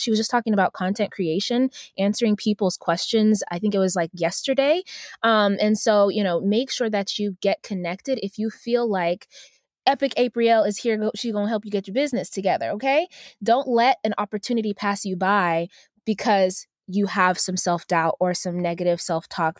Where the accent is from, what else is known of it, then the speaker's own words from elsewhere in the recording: Uganda; moved away; I'm, I'm originally from Uganda, so I'm African